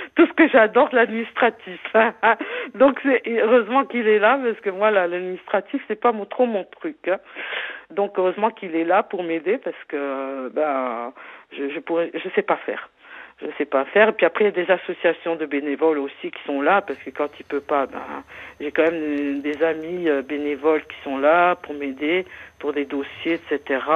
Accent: Moselle, Grand Est, France; je suis de la Moselle

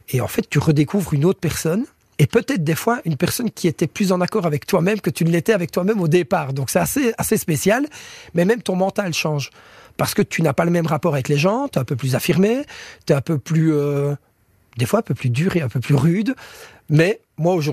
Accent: Belgium; je mange comme des frites, hein, je suis belge.

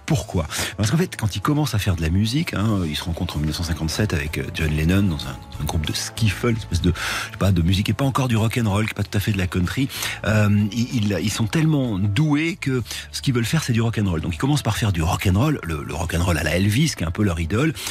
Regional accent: France; chez nous en France

